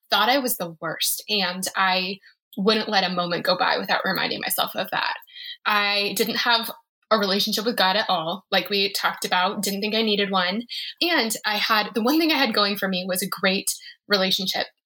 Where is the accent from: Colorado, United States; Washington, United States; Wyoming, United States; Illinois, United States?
Colorado, United States; No, and I'm from Colorado.